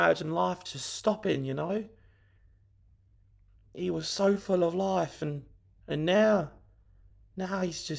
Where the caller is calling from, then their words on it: London, United Kingdom; And I'm from London.